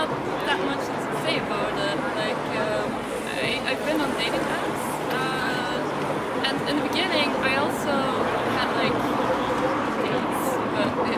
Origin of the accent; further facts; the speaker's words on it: Brussels, Brussels-Capital Region, Belgium; English is a second language; I'm from Belgium. I'm from Brussels.